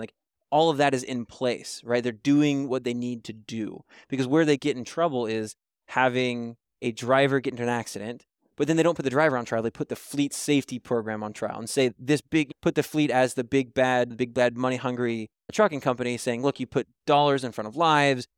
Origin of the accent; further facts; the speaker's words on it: Kentucky, United States; moved away; I'm originally from Kentucky